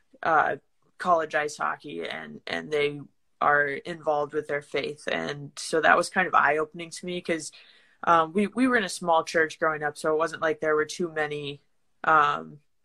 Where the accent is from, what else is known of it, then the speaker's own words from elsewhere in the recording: Lakewood, Colorado, United States; moved away as an adult; also born or lived in St. Charles, Missouri; I'm from Lakewood, Colorado